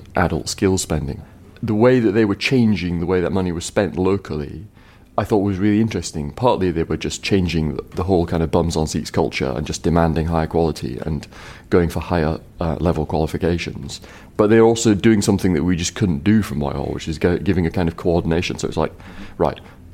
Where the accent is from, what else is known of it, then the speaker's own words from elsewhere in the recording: Huddersfield, Yorkshire and the Humber, United Kingdom; I'm from Huddersfield